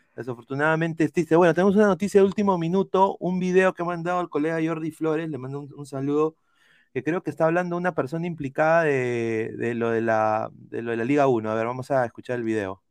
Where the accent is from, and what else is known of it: Peru